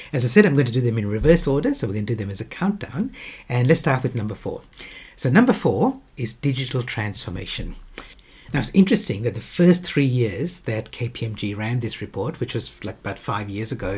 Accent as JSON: {"language": "English", "region": "Western Australia", "country": "Australia", "said": "my home state of Western Australia"}